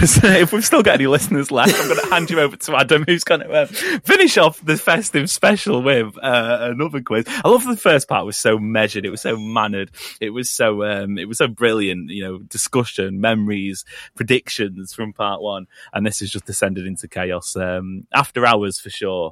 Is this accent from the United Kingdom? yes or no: yes; Chorlton-cum-Hardy, North West England, United Kingdom; I'm going to go for Charlton Cum Hardy, which is the actual place.